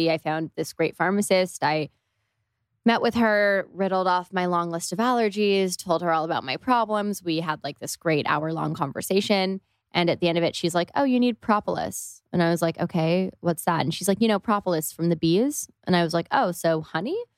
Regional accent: Toronto, Ontario, Canada; Especially I'm from Canada and it just wasn't. Yeah, yeah we're both from Toronto.

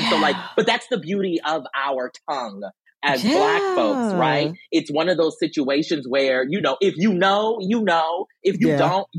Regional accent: South Carolina, United States; moved away; I'm from South Carolina. That, you know, my people still there, okay?

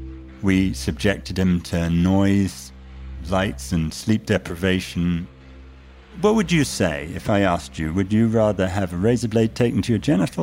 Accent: United States; accent: British; And notwithstanding my patent British accent, I'm American.

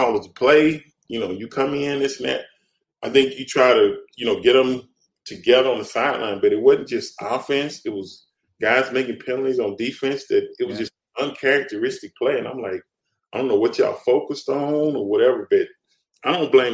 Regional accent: Dallas, Texas, United States; now in Houston, United States; I grew up in Dallas

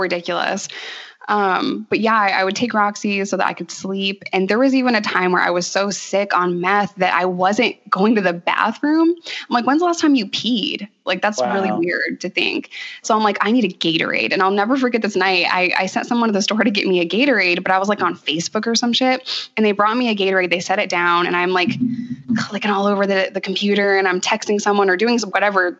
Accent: New York, United States; moved away as an adult; also born or lived in Arkansas; as a New Yorker

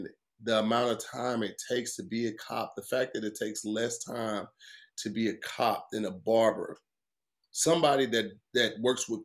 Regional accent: Midwest, United States; I'm from the Midwest

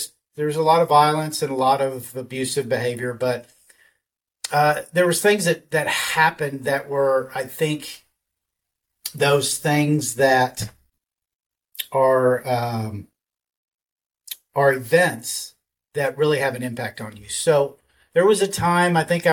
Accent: Dallas, Texas, United States; I grew up in Dallas, Texas. I'm a Texas boy. I've been here all my life

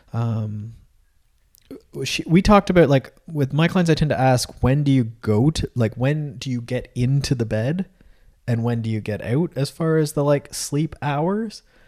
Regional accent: Canada; I'm from Canada

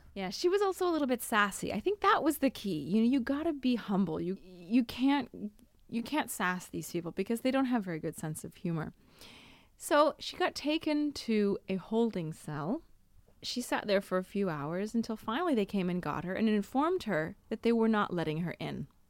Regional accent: Seattle, Washington, United States; moved away as an adult; now in Italy; I'm from Seattle

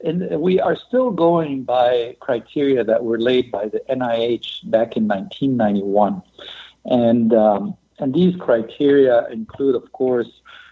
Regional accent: Egypt; also born or lived in Europe / Latin America; now in Seattle, United States; So I grew up in many countries, mostly in Europe and Latin America. And we're Egyptian. And so we returned to Egypt.

